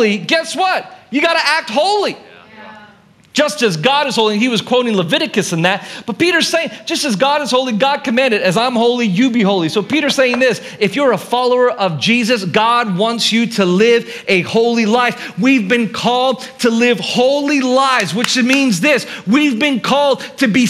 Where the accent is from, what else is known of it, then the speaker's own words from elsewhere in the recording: Philippines; I grew up here in the Philippines, and in Mega Mall